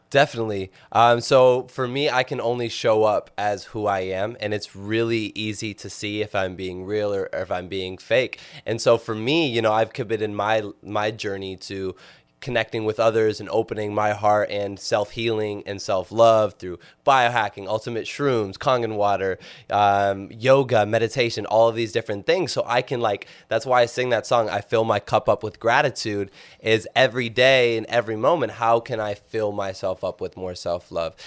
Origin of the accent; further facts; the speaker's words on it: Minnesota, United States; growing up in Minnesota. Uh, but I grew up in a very, very small town, about four thousand people